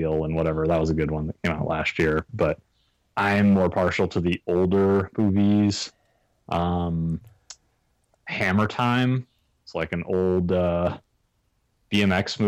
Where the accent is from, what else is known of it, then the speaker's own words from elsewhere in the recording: Massachusetts, United States; I'm from Massachusetts